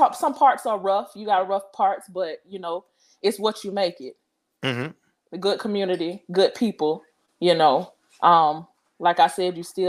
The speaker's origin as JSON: {"language": "English", "town": "Pompano Beach", "region": "Florida", "country": "United States", "said": "I'm originally from South Florida"}